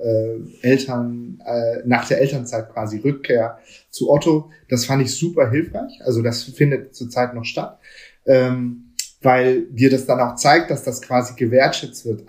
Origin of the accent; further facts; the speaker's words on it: Hamburg, Germany; ich bin hier in Hamburg aufgewachsen